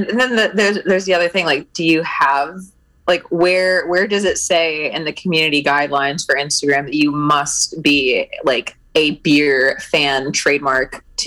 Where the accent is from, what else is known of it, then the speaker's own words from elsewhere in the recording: Northeast, United States; I grew up in the Northeast, so every time I like went back for Christmas or just to visit family